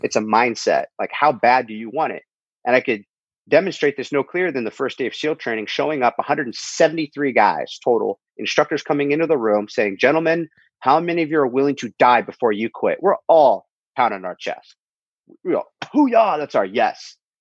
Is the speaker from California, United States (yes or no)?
yes; Huntington Beach, California, United States; my hometown, Huntington Beach, California